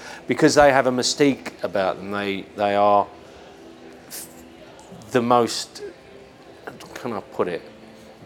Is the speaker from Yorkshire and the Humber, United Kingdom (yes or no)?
no; London, United Kingdom; we're both from London and our families run pubs and nightclubs in the East End